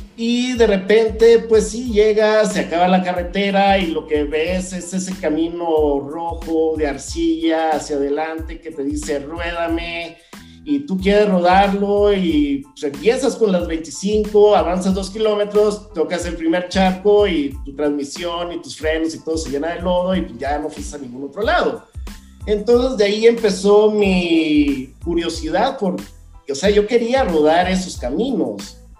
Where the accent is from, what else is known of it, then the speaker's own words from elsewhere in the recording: Veracruz, Mexico; moved away as an adult; now in Mexico City, Mexico; vengo del puerto de Veracruz